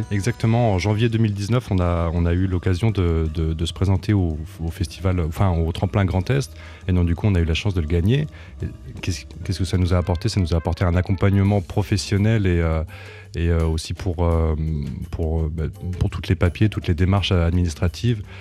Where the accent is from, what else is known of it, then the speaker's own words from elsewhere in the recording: Aÿ, Grand Est, France; je suis originaire de Champagne-Ardenne, dans un petit village du vignoble qui s'appelle Haï, que j'adore, que j'affectionne tout particulièrement.